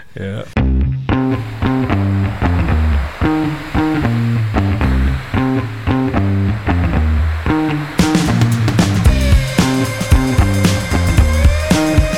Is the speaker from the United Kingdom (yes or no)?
no; New Zealand; we're the first generation of Kiwi kids to have a TV in the house